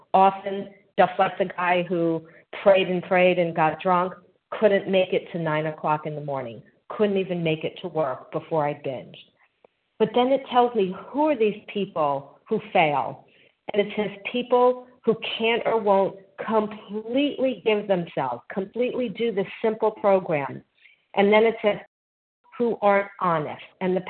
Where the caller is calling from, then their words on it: North Carolina, United States; also born or lived in New Jersey; I'm calling from North Carolina. I was formerly in New Jersey.